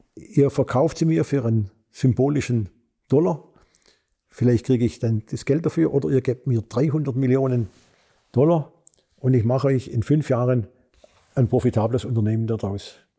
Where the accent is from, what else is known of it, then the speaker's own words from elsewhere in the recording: Swabia, Germany; moved away; also born or lived in Korea; als Schwabe